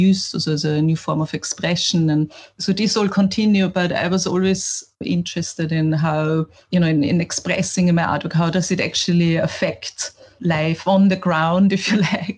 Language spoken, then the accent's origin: English; Vienna, Austria; me growing up in Vienna, a capital in the 80s